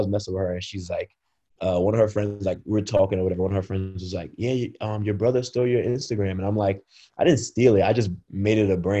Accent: Brooklyn, New York, United States; Like I'm from Brooklyn.

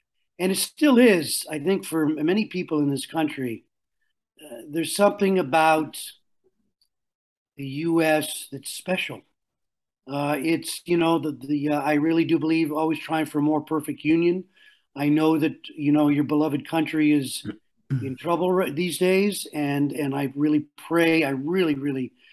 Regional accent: Montreal, Quebec, Canada; I grew up in Montreal. I was born in Montreal.

